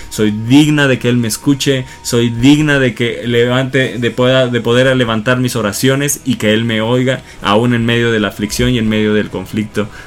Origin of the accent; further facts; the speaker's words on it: Acapulco, Guerrero, Mexico; yo soy de Acapulco.